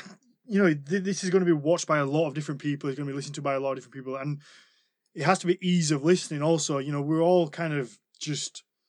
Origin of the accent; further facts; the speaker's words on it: United Kingdom; even as a Brit